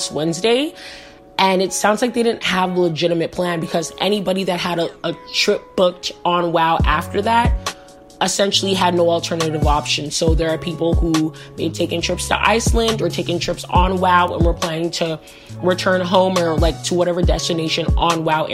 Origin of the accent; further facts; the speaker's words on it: Canada; I'm Canadian